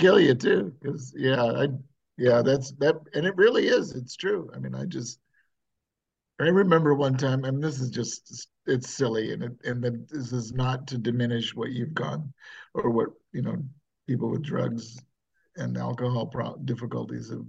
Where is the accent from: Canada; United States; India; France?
United States; New England; now in San Francisco Bay Area, United States; growing up in New England